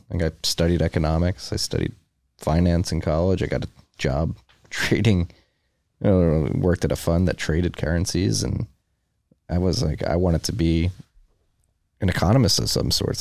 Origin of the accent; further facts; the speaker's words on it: Philadelphia, Pennsylvania, United States; I'm from Philadelphia, we're going through similar things up in Philly